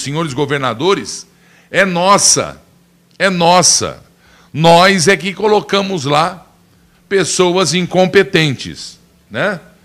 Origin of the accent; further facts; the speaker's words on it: Brazil; eu sou brasileiro